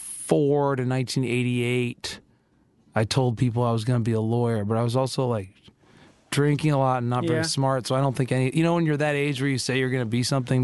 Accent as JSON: {"language": "English", "region": "Connecticut", "country": "United States", "tie": "born or raised there", "moved": "as an adult", "said": "I grew up in Connecticut"}